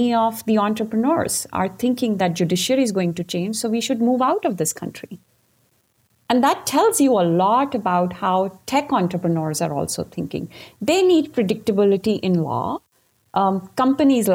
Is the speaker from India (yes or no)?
yes; India; moved away; when I grew up in India and I became a constitutional lawyer